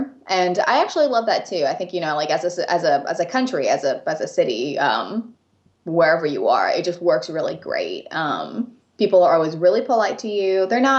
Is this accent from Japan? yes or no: yes; Japan; accent: American; first language English; moved away as an adult; now in United States; So I was born and raised in Japan, and it moved to the U.S. until I was 18.